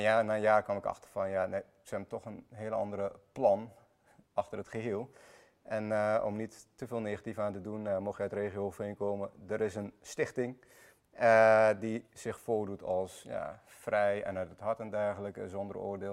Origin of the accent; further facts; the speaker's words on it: Iraq; also born or lived in Armenia (ancestry); now in Netherlands; Ben ik zelf geboren in Irak